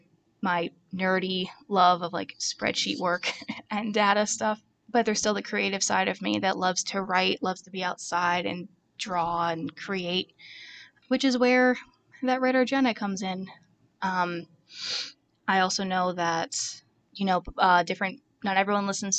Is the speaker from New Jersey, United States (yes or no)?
yes; Toms River, New Jersey, United States; moved away as an adult; also born or lived in Bushkill, Pennsylvania / near Easton, Pennsylvania; now in Easton, United States; I grew up in Ocean County, New Jersey, in Toms River